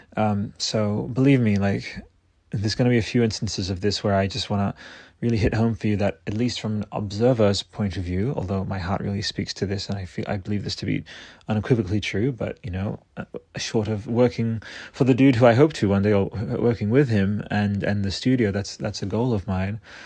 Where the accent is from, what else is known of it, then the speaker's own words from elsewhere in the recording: Australia; Australian, which is my home country